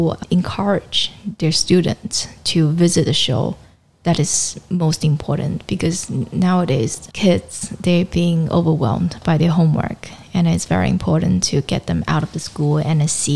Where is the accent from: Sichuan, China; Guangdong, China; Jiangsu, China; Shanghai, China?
Guangdong, China; Shenzhen; now in Hong Kong; I grew up in Shenzhen